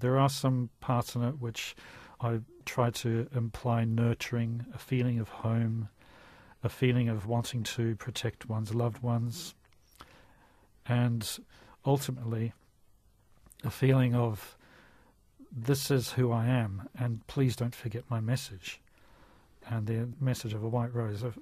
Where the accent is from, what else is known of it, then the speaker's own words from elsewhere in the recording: New Zealand; I'm so proud being a New Zealander